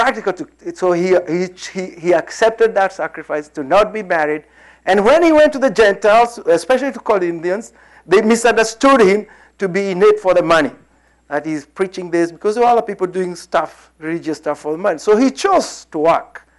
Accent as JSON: {"language": "English", "country": "Kenya", "tie": "born or raised there", "also_born_or_lived": "Lafayette, Indiana", "moved": "as an adult", "said": "We had come out of British whatever colony in 1963. I was born in the British colony"}